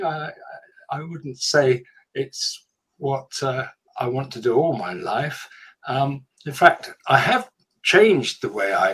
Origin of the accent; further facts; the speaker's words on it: London, United Kingdom; moved away as an adult; growing up in London